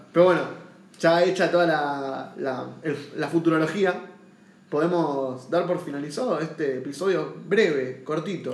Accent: Argentina; acá en Argentina

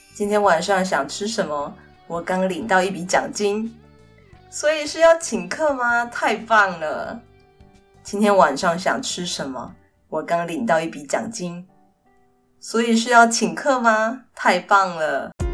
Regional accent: Kaohsiung, Taiwan; first language Mandarin Chinese; 其实我的爸爸妈妈都是客家人，然后他们都是在屏东的客家村长大。所以呢，很自然地他们会讲一口很流利的客家话。但因为工作的关系，所以我出生之前他们就已经搬到高雄来，所以呢，我也是在都市出生长大

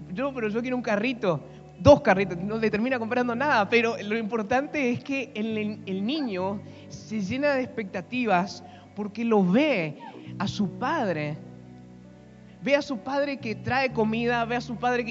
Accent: Argentina; somos argentinos.

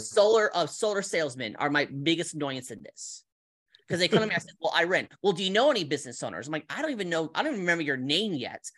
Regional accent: California, United States; moved away as an adult; also born or lived in Colorado; now in Las Vegas, United States; I'm from California, moved to, moved to Colorado when I was eighteen

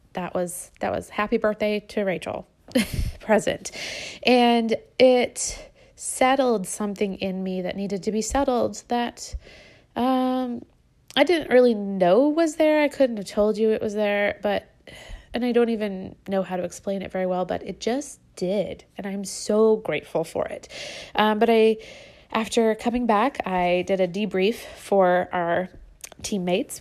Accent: United States; moved away as an adult; also born or lived in Brazil; us Americans in Brazil

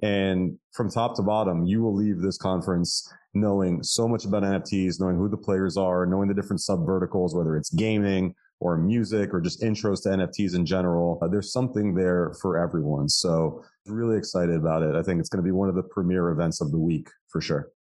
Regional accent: Miami, Florida, United States; born and raised in Miami

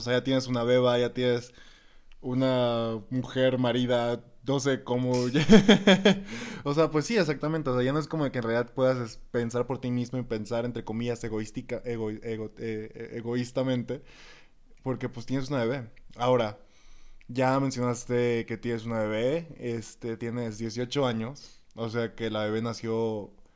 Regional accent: Escuinapa, Sinaloa, Mexico; now in Guadalajara, Mexico; yo también soy foráneo, pues obviamente en el primer podcast les expliqué que también soy de Escuinapa, Sinaloa.

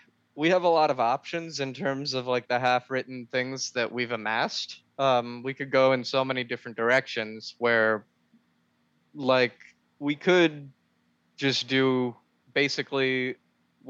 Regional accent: Bethlehem, Pennsylvania, United States; our hometown, our home county. We played in Bethlehem.

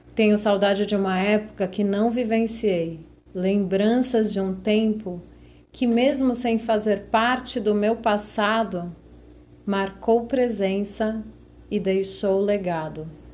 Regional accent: Olinda, Pernambuco, Brazil; Quando eu era criança lá em Olinda

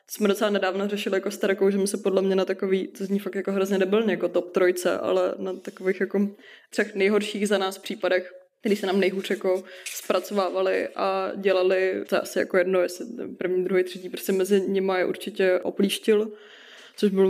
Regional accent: Litvínov, Ústí nad Labem Region, Czechia; Jo, já jsem z Litvínova, prosím pěkně.

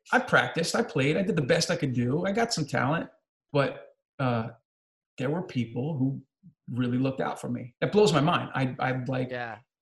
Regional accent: New Jersey, United States; I'm from New Jersey

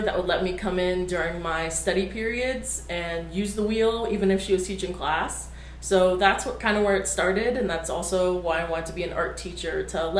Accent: Cincinnati, Ohio, United States; also born or lived in Kent, Ohio; I was born and raised in Cincinnati.

